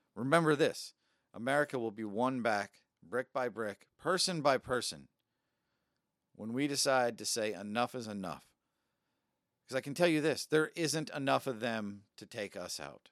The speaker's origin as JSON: {"language": "English", "country": "United States", "said": "I'm an American"}